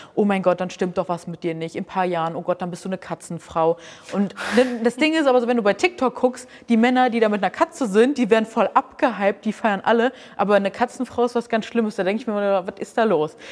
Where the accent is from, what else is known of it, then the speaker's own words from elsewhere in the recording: Hamburg, Germany; ich komme aus Hamburg